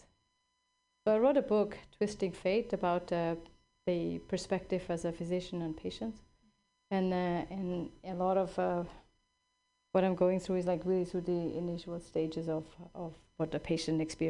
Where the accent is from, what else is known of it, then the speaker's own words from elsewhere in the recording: Switzerland; now in California, United States; I grew up in Switzerland